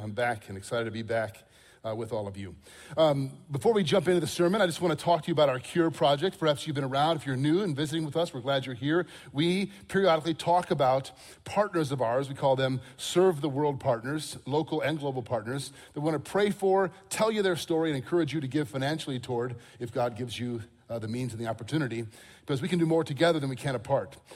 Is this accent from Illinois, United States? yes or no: yes; Crystal Lake, Illinois, United States; I grew up in Crystal Lake, Illinois, north of here